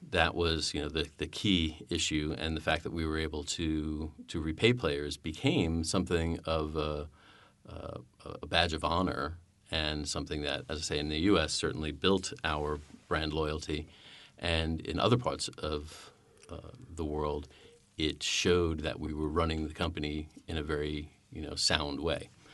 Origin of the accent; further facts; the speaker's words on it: United States; as an American